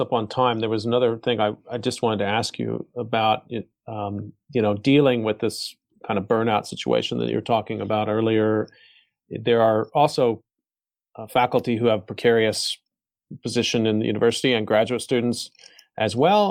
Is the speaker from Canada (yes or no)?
no; United States; now in South Korea; as an American living here